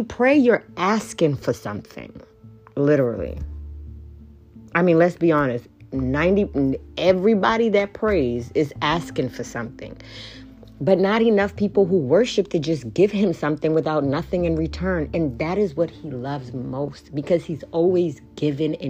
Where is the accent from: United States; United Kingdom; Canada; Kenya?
Kenya; I am from Kenya